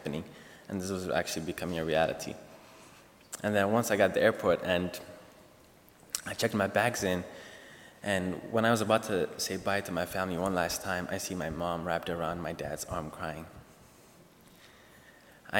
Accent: Ethiopia; moved away as an adult; now in United States; I was born and raised in Ethiopia, East Africa

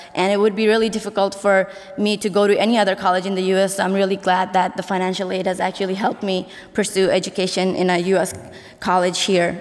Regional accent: Nepal; also born or lived in India; now in Goshen, United States; I'm from Nepal

